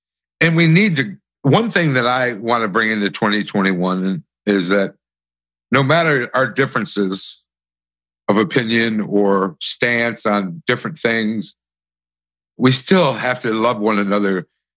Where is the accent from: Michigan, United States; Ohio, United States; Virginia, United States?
Michigan, United States; Detroit; I saw this when I was growing up in Detroit. We were living on a street in Redford Township that the Black Panthers were taking over. And we moved into my grandparents' house because we had to get out of ours.